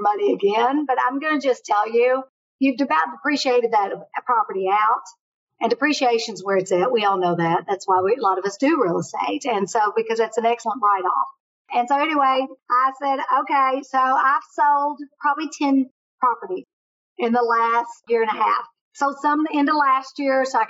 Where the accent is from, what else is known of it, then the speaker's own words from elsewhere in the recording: Kentucky, United States; moved away; I'm from Kentucky. It was a great way every week to get back to Kentucky to be around my family.